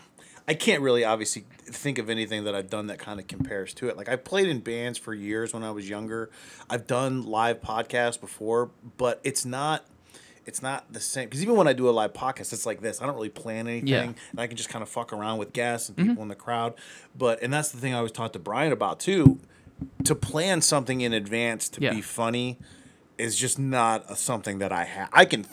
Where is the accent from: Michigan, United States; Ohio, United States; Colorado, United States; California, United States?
Ohio, United States; Akron; I'm from Akron.